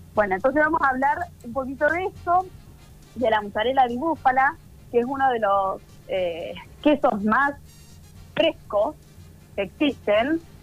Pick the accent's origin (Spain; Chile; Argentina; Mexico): Argentina; nosotros como argentinos